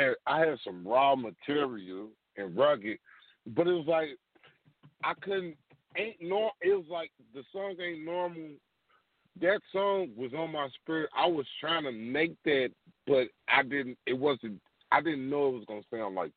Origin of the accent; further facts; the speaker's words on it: Louisville, Kentucky, United States; That happened in my hometown